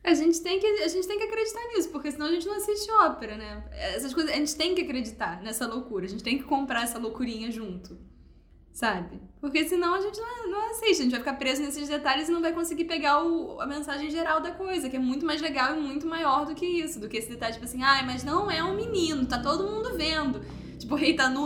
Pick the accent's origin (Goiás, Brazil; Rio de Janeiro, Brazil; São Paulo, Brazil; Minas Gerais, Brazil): Rio de Janeiro, Brazil; Niterói; Eu que sou de Niterói